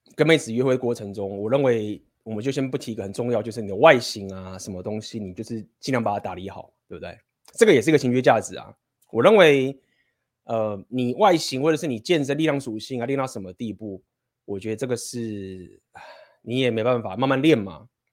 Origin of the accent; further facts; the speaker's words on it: Taiwan; first language Chinese; 我们身为台湾人的这种学生时代的生活